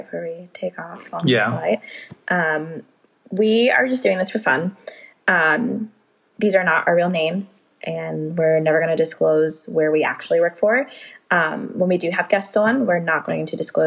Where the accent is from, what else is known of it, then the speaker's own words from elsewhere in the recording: East Coast, United States; I am from the East Coast